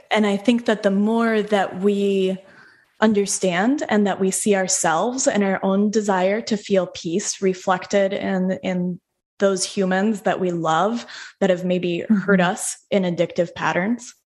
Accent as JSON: {"language": "English", "town": "Denver", "region": "Colorado", "country": "United States", "said": "so I'm from Denver, like Denver okay. proper"}